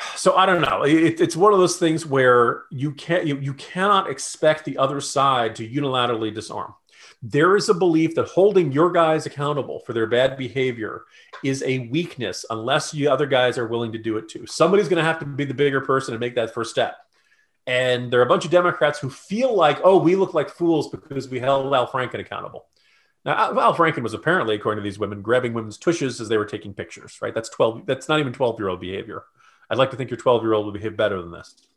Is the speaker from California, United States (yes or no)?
no; Virginia, United States; I'm from Virginia